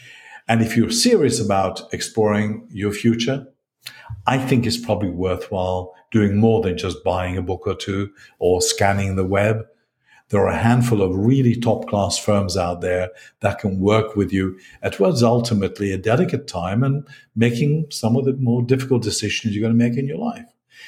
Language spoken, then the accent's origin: English; Glasgow, Scotland, United Kingdom; also born or lived in East London; My language cannot be said to be British English. And by the way, you need to know I grew up in Glasgow in East London.